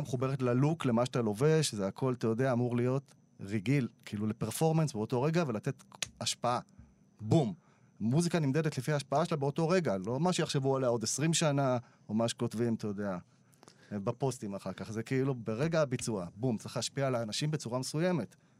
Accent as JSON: {"language": "Hebrew", "town": "Yavne", "region": "Central District", "country": "Israel", "tie": "born or raised there", "said": "הכל חבר'ה מיבנה מהשכונה שב\"כ סמך, אתה יודע, שגדלנו ביחד"}